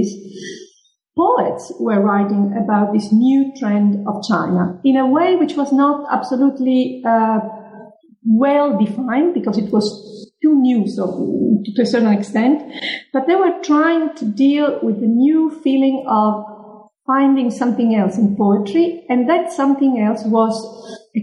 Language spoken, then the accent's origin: English; Palermo, Sicily, Italy; also born or lived in Lecce; the university of my own hometown, which is Palermo in Sicily